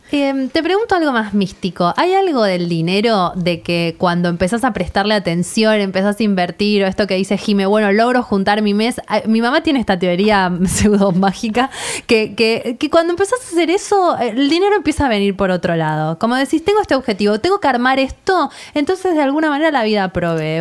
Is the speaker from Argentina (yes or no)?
yes; Argentina; si somos argentinas